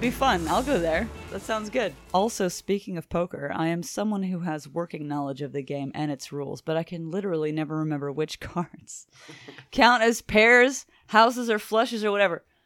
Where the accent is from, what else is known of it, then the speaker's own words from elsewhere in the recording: Lake Charles, Louisiana, United States; I'm Cajun. on both sides of my family. We're raised in Lake Charles, Louisiana.